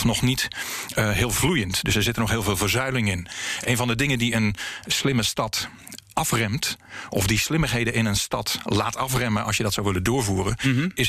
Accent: Kampen, Overijssel, Netherlands; born or raised there

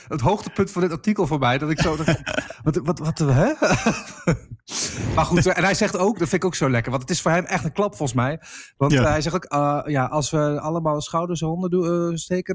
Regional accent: Enschede, Overijssel, Netherlands; moved away; ik kom uit Enschede

